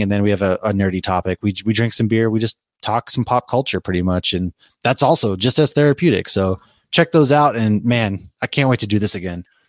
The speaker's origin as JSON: {"language": "English", "town": "Boston", "region": "Massachusetts", "country": "United States", "tie": "born or raised there", "moved": "yes", "said": "I was raised in Boston"}